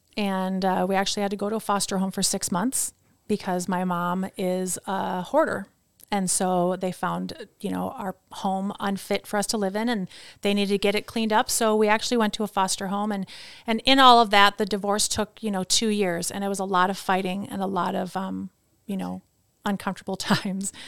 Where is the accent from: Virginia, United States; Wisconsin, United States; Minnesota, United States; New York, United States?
Wisconsin, United States; Chippewa Falls; also born or lived in Princeton, New Jersey; So I grew up in Wisconsin, so I moved there when I was, like, six months.